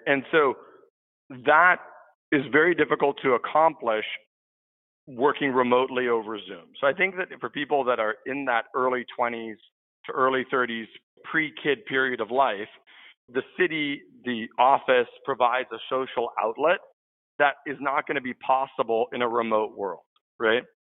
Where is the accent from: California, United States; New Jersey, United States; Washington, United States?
California, United States; San Francisco; I'm a San Francisco native. So I grew up here in the Bay Area